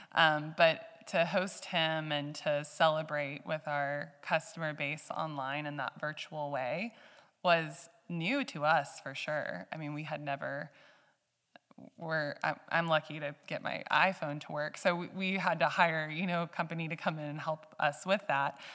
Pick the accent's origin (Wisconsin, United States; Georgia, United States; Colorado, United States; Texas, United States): Texas, United States; Georgetown; also born or lived in Canada; now in Johnson City, United States; I've, I've grown up in Central Texas, um, as, as Seth, and we met back in our hometown of Georgetown